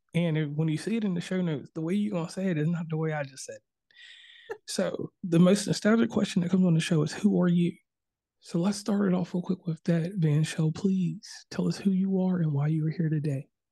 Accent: Virginia, United States; I'm from Virginia originally

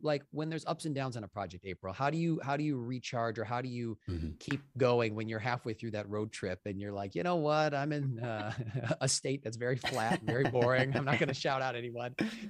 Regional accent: Pewaukee, Wisconsin, United States; also born or lived in Hartland, Wisconsin; I'm from Heartland, Wisconsin and Pewaukee, Wisconsin, shout out to those two little tiny towns

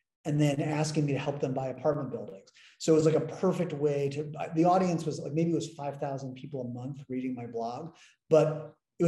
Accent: United States; also born or lived in London; I'm the American and I'm young

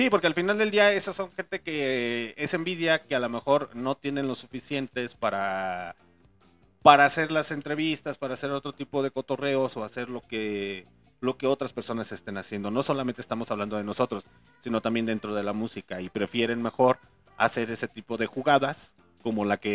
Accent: León, Guanajuato, Mexico; also born or lived in Mexico City; yo también soy originario de León, Guanajuato, México, y sí se me sale lo pinche chilango, porque soy un chilango adoptado. Eh, estuve eh, varios tiempo en Ciudad de México

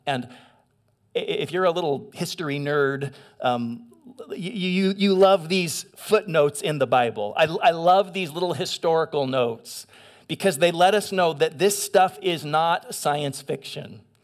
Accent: eastern Washington, United States; also born or lived in San Gabriel, California; I grew up in eastern Washington. I was born in San Gabriel, but my folks moved when I was really small.

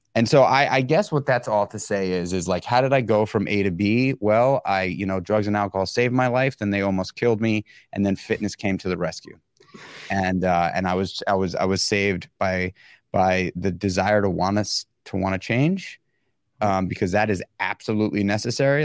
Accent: New York City, New York, United States; being born and raised in New York City

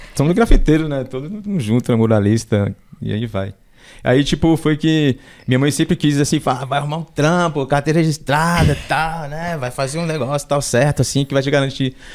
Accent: São Paulo, Brazil; also born or lived in Pernambuco / Embu das Artes; minha infância foi na favela do Paraisópolis

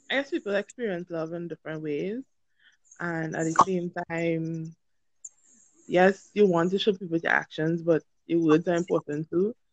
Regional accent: Trinidad & Tobago; um, I'm from Trinidad and Tobago.

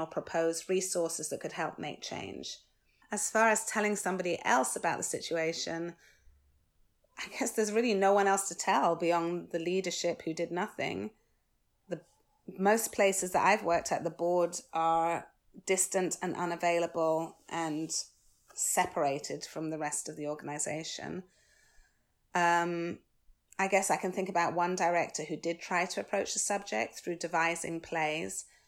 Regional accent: United Kingdom; I'm British, born and bred

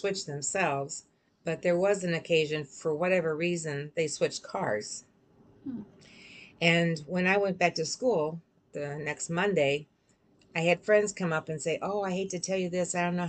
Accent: Cleveland, Ohio, United States; moved away as an adult; also born or lived in Florida / Maple Heights, Ohio / New Mexico; I was born in Florida, which some people don't know, but lived most of my life in Cleveland. Lived on the east side around a really nice park

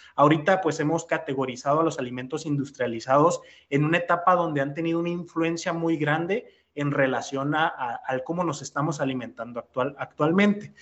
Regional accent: Mexico; nos caracterizamos como mexicanos

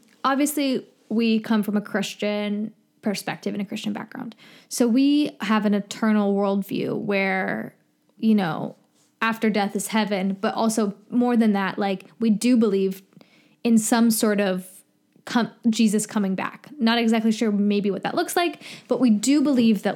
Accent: United States; I am American

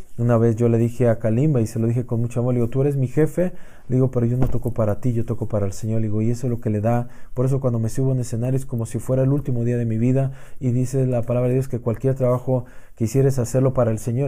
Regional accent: Mexico; como mexicano, el poder representar a tu país

